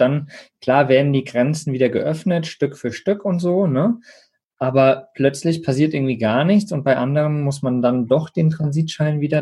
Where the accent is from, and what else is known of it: Germany